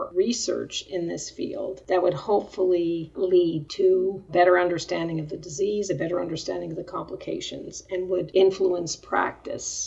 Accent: Montreal, Quebec, Canada; moved away as an adult; also born or lived in Denver, Colorado; I was born in Canada, in Montreal, I actually went to Denver

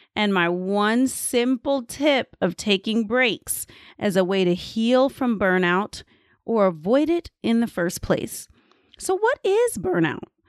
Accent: United States; moved away; as an American

